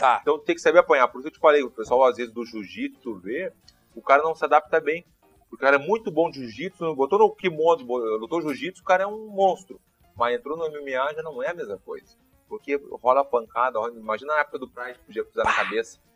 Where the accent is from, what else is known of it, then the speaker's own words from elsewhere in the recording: Porto Alegre, Rio Grande do Sul, Brazil; eu tava em Petrópolis